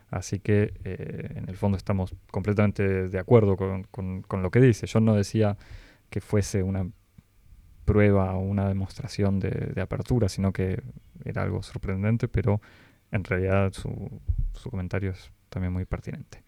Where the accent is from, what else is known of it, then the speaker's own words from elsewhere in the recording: Argentina; moved away as an adult; now in France; soy argentino, con otro amigo argentino vivimos en Francia desde hace varios años